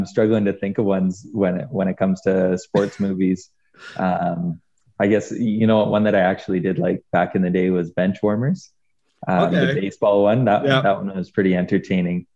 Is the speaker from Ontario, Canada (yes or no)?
no; Edmonton, Alberta, Canada; I'm from Edmonton